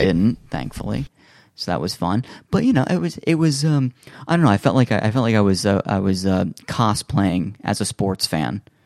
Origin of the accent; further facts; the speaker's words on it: United States; as an American living in America